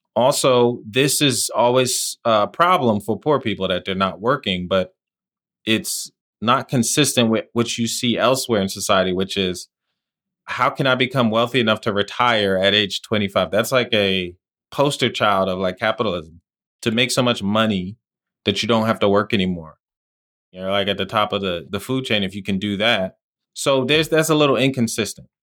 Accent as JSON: {"language": "English", "region": "New Jersey", "country": "United States", "tie": "born or raised there", "also_born_or_lived": "Washington, D.C.", "said": "growing up in New Jersey where I lived"}